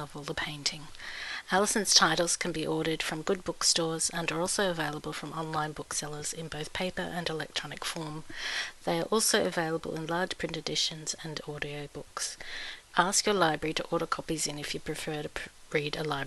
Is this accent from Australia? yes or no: yes; Melbourne, Victoria, Australia; also born or lived in Sydney, Australia; now in Brisbane, Australia; I was born in Melbourne